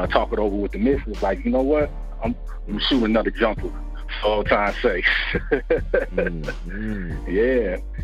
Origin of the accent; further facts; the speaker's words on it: Toledo, Ohio, United States; also born or lived in Lima, Ohio; I'm originally from Ohio